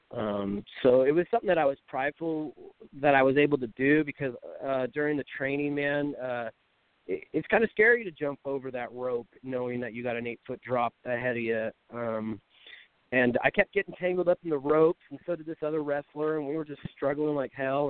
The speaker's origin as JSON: {"language": "English", "town": "Pacifica", "region": "California", "country": "United States", "tie": "born or raised there", "said": "my hometown of Pacifica"}